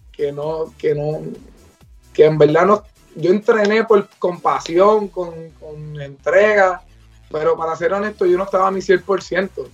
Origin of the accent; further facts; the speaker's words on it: Puerto Rico; soy del pueblo del Bonito, eh, soy el capitán del equipo nacional de Puerto Rico